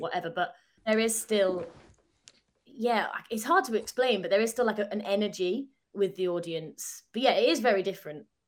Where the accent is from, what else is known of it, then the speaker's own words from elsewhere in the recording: Southport, North West England, United Kingdom; accent: northern; moved away as an adult; now in London, United Kingdom; I'm from Southport, so South, like, opposite Blackpool